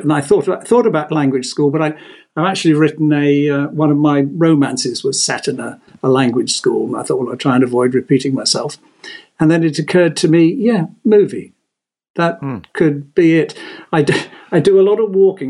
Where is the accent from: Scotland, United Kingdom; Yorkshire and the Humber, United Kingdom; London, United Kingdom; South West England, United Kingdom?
South West England, United Kingdom; Exeter; moved away as an adult; also born or lived in Italy; I was born and bred in Exeter, so we went to Exeter School